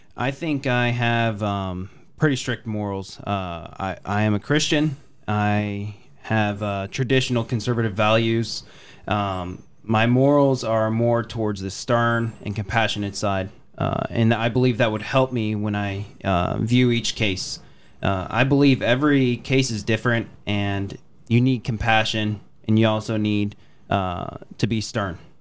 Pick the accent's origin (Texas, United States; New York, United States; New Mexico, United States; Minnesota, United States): Texas, United States; also born or lived in Waukee, Wisconsin; I was raised in Texas my entire life from about one years old